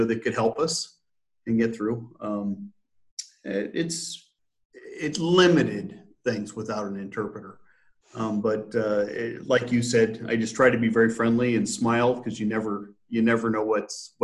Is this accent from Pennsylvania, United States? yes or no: no; San Jose, California, United States; moved away as an adult; also born or lived in Pasadena, California / Sacramento, California / Reno, Nevada / Denver, Colorado; now in Omaha, United States; I grew up in California, the Bay Area.